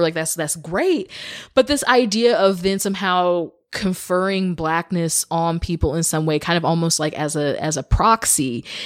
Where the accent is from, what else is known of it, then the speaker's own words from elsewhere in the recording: Kansas City, Missouri, United States; I grew up in Missouri. I grew up in the Kansas City area.